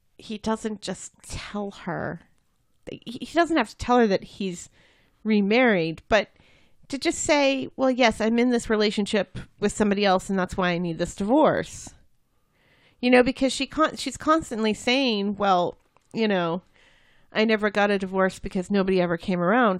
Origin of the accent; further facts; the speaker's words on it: United States; I'm American.